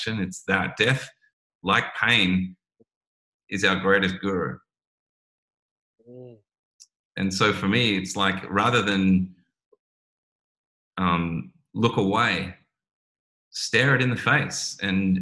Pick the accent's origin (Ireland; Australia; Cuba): Australia